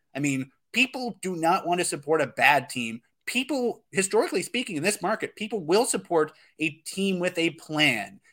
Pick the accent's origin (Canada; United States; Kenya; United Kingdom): Canada; Calgary, Alberta; I was born in Calgary